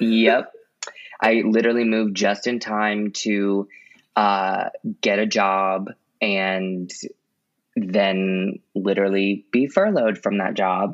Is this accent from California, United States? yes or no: no; Baton Rouge, Louisiana, United States; also born or lived in Jacksonville, Florida; now in New Orleans, United States; lived in Baton Rouge from like the time I was in fourth grade till the time I graduated college